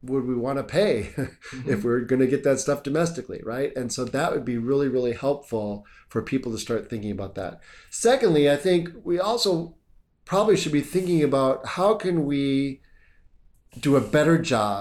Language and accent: English; United States; I'm from the United States